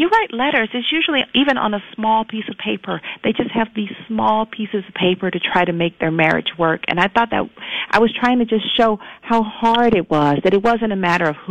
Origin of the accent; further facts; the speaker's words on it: Atlanta, Georgia, United States; I'm a Southern girl. I'm from Atlanta.